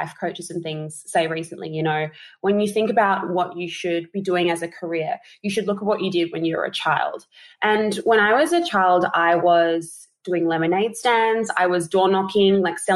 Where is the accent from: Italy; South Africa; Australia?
Australia; Adelaide, South Australia; now in Sydney, Australia; I'm originally from Adelaide.